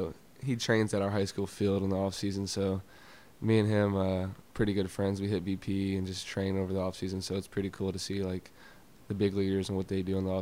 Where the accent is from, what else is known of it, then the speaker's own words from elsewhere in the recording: Florida, United States; So I am from Florida, and there's not really a known Florida team, especially in the NFL.